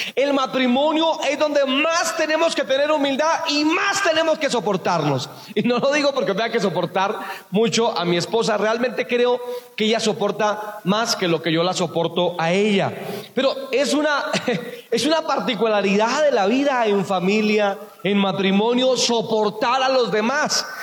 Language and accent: Spanish; Buenavista, Boyacá, Colombia; moved away; also born or lived in San Miguel; fui a, mi tierra, a Buenavista, Boyacá. Yo les hablo de San Miguel, allá fue donde yo trabajé, pero Buenavista fue donde yo nací.